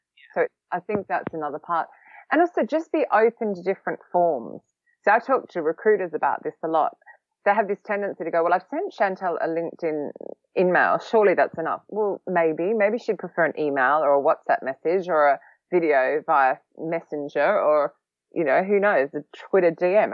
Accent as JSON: {"language": "English", "country": "Australia", "moved": "yes", "lives_now": "London, United Kingdom", "said": "I'm also an Australian who has lived in London for a long time"}